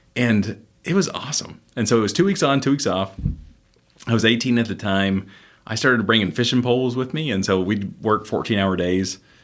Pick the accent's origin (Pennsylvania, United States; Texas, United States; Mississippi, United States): Texas, United States; Houston; I was raised here in Houston